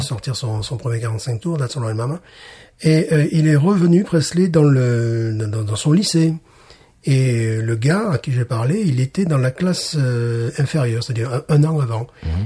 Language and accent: French; Alès, Occitania, France; ma ville natale